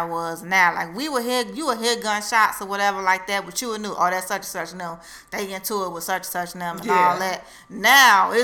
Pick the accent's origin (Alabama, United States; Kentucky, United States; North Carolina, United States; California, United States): California, United States; Inglewood; I grew up in Inglewood